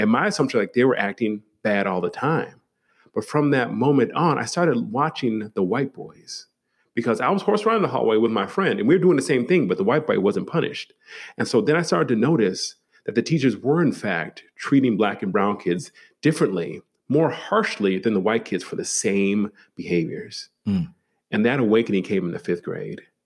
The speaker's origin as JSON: {"language": "English", "town": "Milwaukee", "region": "Wisconsin", "country": "United States", "tie": "born or raised there", "said": "I was raised in uh, Milwaukee, Wisconsin, the city."}